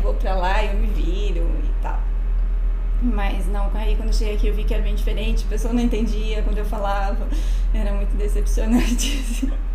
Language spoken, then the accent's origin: Portuguese; Serra Negra, São Paulo, Brazil; moved away as an adult; now in Buenos Aires, Argentina; eu sou de Serra Negra, interior de São Paulo, e vim para Buenos Aires em 2012